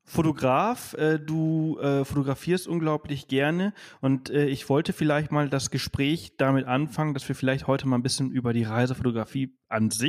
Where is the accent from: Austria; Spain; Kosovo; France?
Spain; Balearic Islands; Ich, ich komme aus Mallorca, deswegen sind das meine ehemaligen Nachbarn.